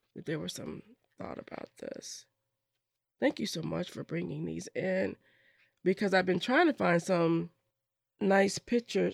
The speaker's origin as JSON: {"language": "English", "town": "Madison", "region": "Wisconsin", "country": "United States", "tie": "born or raised there", "said": "I grew up in Madison and went to Lincoln Middle School."}